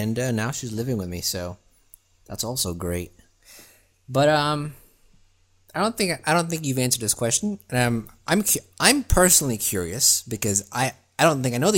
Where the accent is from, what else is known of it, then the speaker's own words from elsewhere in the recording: Germany; now in Florida, United States; I grew up in Germany, currently live in Florida